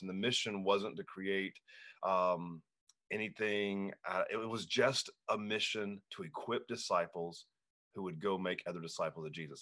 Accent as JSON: {"language": "English", "town": "Hanahan", "region": "South Carolina", "country": "United States", "tie": "born or raised there", "said": "my hometown, Hanahan, South Carolina"}